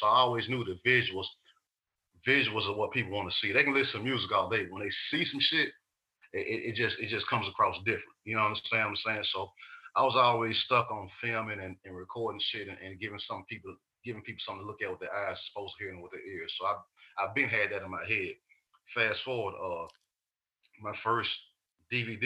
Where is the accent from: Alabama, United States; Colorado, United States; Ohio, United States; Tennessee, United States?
Tennessee, United States; Chattanooga; I'm from the West Side Project in Chattanooga, you know. So being raised in an environment like